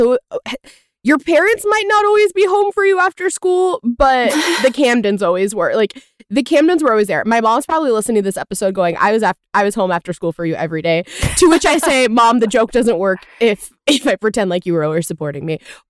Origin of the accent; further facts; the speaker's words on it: the Bible Belt, United States; I growing up in the Bible Belt with parents who were not super religious